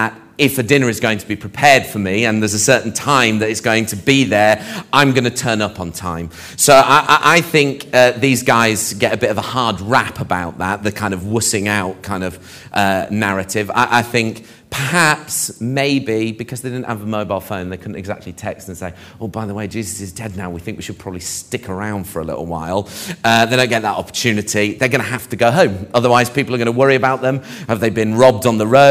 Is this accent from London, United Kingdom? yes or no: yes; Barnet, London, United Kingdom; we lived in Barnet